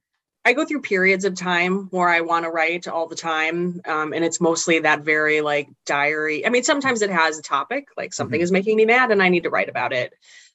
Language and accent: English; Chicago, Illinois, United States; born there; also born or lived in Missouri; Can I say that I'm from Chicago if I was born in the city, even if